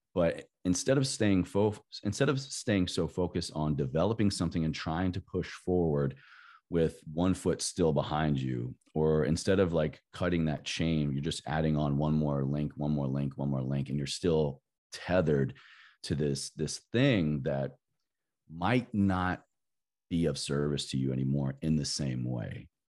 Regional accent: Southwest Virginia, United States; growing up in Southwest Virginia in the Bible Belt

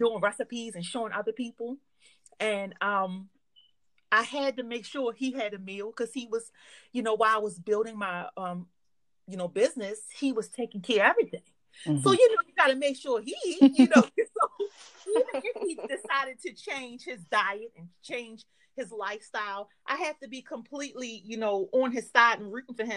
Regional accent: Baltimore, Maryland, United States; I'm from Baltimore.

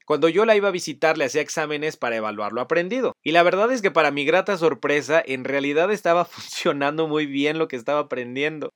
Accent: Mexico; moved away as an adult; Cuando cumplí 18 años salí de México por un intercambio escolar

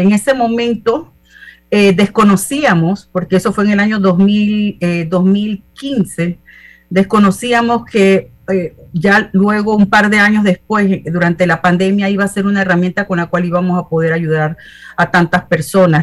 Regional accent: Panama City, Panama; me crié en Ciudad Radial, tuve la oportunidad y la bendición de haber nacido en Panamá

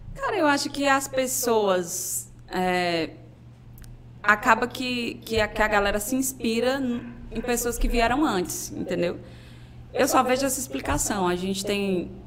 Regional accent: Fortaleza, Ceará, Brazil; also born or lived in Paraíba; now in João Pessoa, Brazil; sou de Fortaleza. Sou de um bairro chamado José Walter

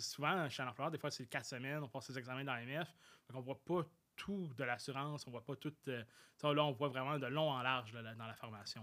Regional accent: Saint-Jean-sur-Richelieu, Quebec, Canada; je suis revenu chez moi, à Saint-Jean-sur-Richelieu, au cégep de Saint-Jean

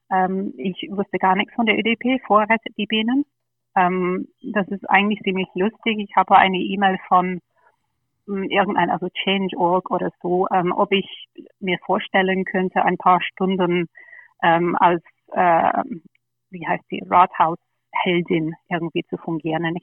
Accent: London, United Kingdom; German is a second language; moved away as an adult; now in Germany; Ja, ich bin, ich bin geborene Engländerin, bin in London aufgewachsen, ähm, habe in Oxford studiert und nach dem Studium bin ich nach Deutschland gekommen. Also ich bin dann ungefähr 18 Jahre in Deutschland.

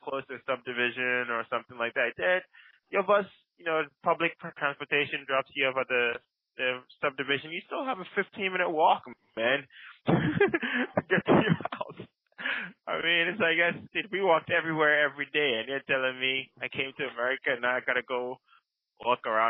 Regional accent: Ghana; now in United States; I did not leave my third world country, Ghana

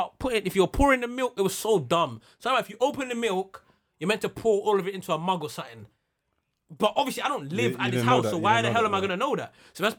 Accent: Jamaica; I am Jamaican.

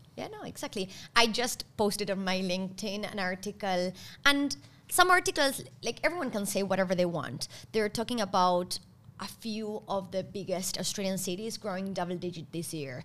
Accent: Argentina; moved away; I come from Argentina.

